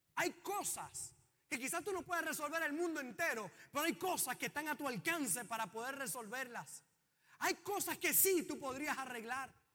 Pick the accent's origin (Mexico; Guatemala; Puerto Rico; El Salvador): Puerto Rico; los puertorriqueños